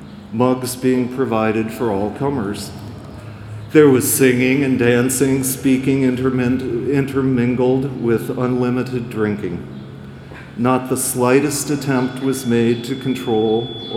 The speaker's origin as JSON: {"language": "English", "region": "Ohio", "country": "United States", "tie": "born or raised there", "moved": "as an adult", "said": "I grew up in Ohio"}